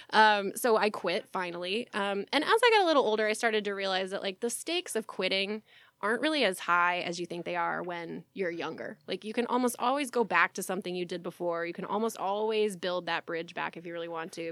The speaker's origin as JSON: {"language": "English", "region": "Texas", "country": "United States", "tie": "born or raised there", "said": "growing up in Texas"}